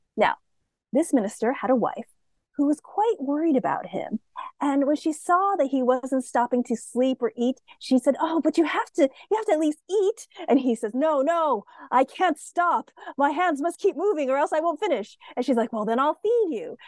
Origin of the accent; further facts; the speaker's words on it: United States; I'm Asian American